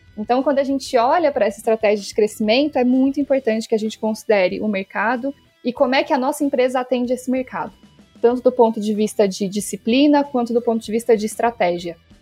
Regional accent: Minas Gerais, Brazil; Sou de Minas, então vai ter sotaque

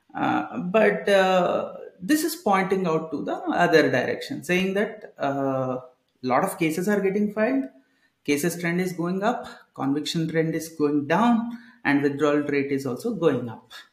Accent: Kodad, Telangana, India; moved away as an adult; also born or lived in Bangalore; Back then, I used to stay at Kodada, uh, uh my hometown itself.

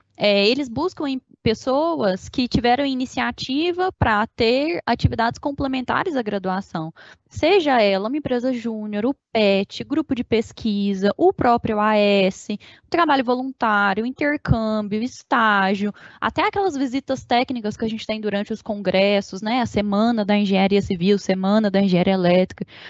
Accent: Uberlândia, Minas Gerais, Brazil; fui nascida e criada em Uberlândia, Minas Gerais

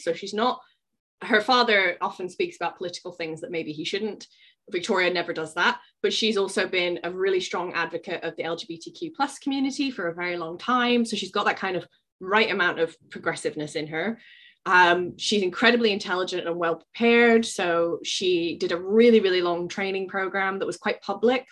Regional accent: United Kingdom; as a British person

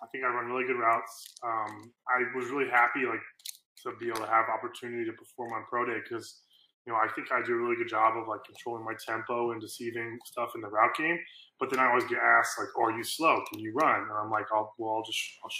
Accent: Norman, Oklahoma, United States; I grew up in Norman.

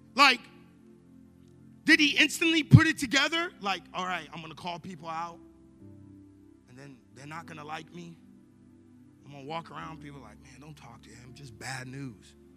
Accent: Long Island, New York, United States; moved away; I grew up in New York, right? In Long Island, New York

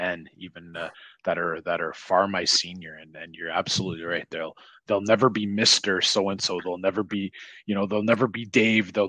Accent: Ottawa, Ontario, Canada; I grew up in Orleans

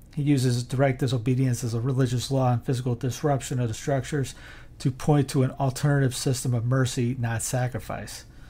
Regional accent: South Carolina, United States; now in North Carolina, United States; I'm in North Carolina. My home ta-, my home state of South Carolina

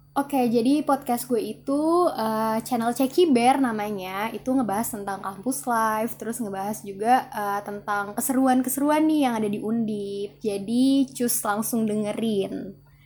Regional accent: Jakarta, Indonesia; asal gue dari Jakarta

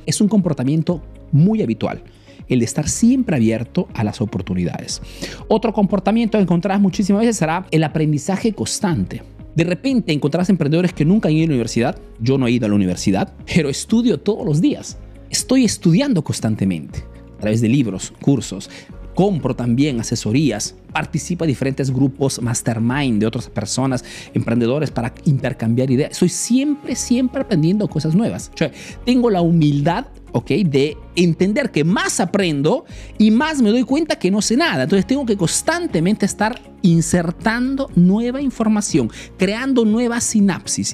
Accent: Peru; now in Italy

